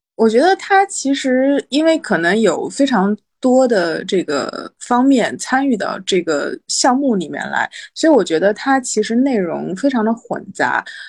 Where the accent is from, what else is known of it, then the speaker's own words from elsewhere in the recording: Shanghai suburban county, China; 我是一个在一九八零年代初期出生在上海的 上海人，但是我是上海郊县人，从非常严格的意义上来说，不算是上海人